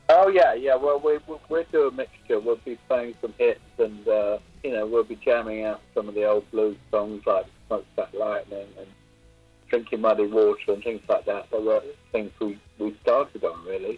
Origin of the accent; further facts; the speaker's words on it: London, United Kingdom; we grew up in in a old, miserable old London